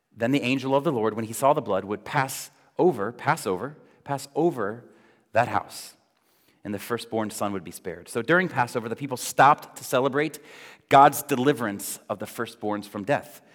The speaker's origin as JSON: {"language": "English", "region": "Florida", "country": "United States", "tie": "born or raised there", "moved": "yes", "said": "growing up in Florida"}